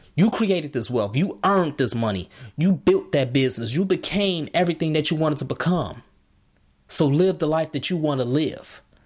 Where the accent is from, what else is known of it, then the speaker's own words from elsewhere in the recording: Markham, Illinois, United States; I'm from Chicago. Markham